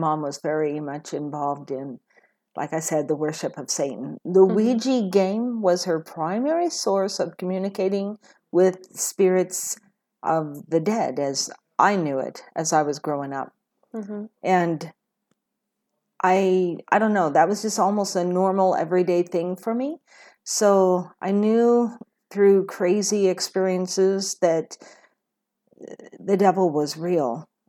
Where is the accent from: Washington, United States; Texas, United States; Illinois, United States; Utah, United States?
Washington, United States; Kelso; I was born and raised on the western side of Washington. I grew up in Kelso Longview area, and I lived there pretty much all my life until I think it was 2014, we moved over to the eastern side of Washington.